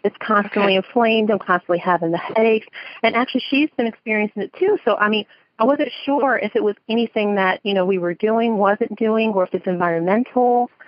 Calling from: New Jersey, United States; I'm calling from South Jersey. I'm close to Philadelphia, close to New York.

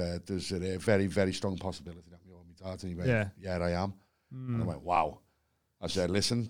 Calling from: Liverpool, North West England, United Kingdom; I'm phoning from Liverpool.

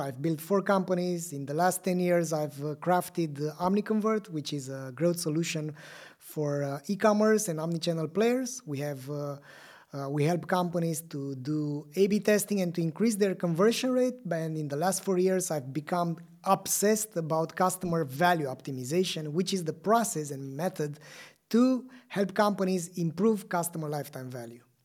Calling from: Bucharest, Romania; I'm calling you from Bucharest, uh, Romania

